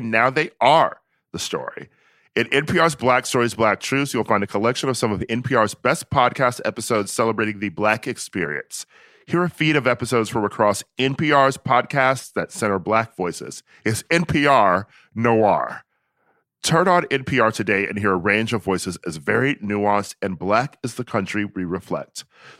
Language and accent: English; Milwaukee, Wisconsin, United States; also born or lived in Chicago; Milwaukee and yeah. went to undergrad at Loyola Chicago.